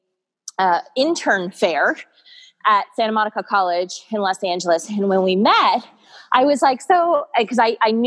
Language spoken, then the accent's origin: English; Toronto, Ontario, Canada; moved away as an adult; now in United States; I'm originally from Toronto, born and raised